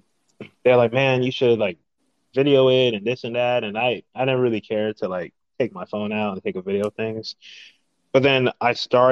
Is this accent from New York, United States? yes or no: yes; New York City, New York, United States; also born or lived in Bronx; now in Brooklyn, United States; Yeah, I was from Harlem, and then moved to the Bronx when I was about 13, and then only for the last 6 years have I lived in Brooklyn.